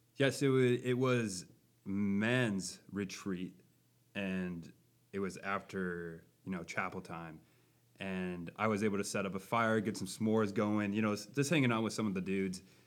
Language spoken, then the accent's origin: English; Buffalo, Minnesota, United States; I am from Buffalo, Minnesota, near the Twin Cities.